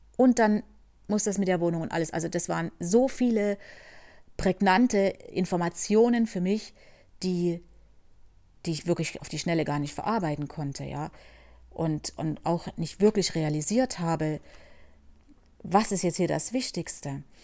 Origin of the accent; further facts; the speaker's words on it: Germany; moved away as an adult; ich als äh, Deutsche, ja oder ehemalige Deutsche und mein Sohn wieder zurückkommen können